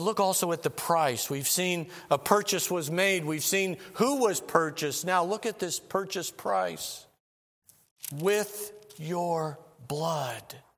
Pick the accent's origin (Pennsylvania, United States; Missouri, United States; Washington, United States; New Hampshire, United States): Missouri, United States; moved away; I'm from Missouri originally